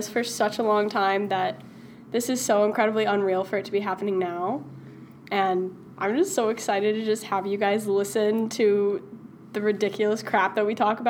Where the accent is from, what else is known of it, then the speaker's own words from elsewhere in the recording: Zionsville, Indiana, United States; moved away as an adult; And I'm from Zionsville, Indiana.